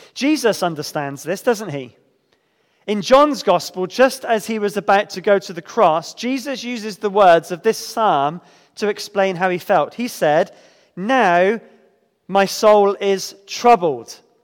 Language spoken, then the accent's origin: English; United Kingdom; especially as British Christians